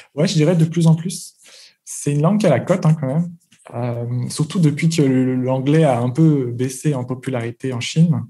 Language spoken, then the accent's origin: French; France; moved away as an adult; now in China; en tant que Français, ayant grandi en France